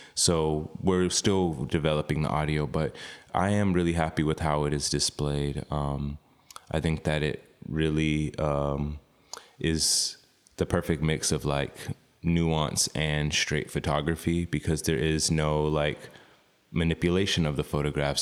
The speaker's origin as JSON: {"language": "English", "region": "Oklahoma", "country": "United States", "tie": "born or raised there", "also_born_or_lived": "New York / Austin, Texas", "moved": "yes", "said": "growing up in Oklahoma, Chickasaw"}